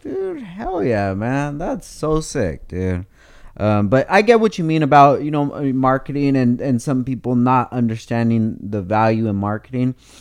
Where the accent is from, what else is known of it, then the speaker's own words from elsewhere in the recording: Oxnard, California, United States; I'm super critical of Oxnard, but because I've, I'm, I grew up there